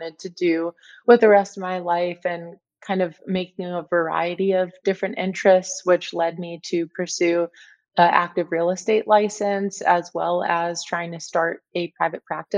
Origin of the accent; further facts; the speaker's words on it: San Diego, California, United States; moved away as an adult; also born or lived in Cleveland, Ohio / Kansas City, Missouri; now in Arizona, United States; I grew up in San Diego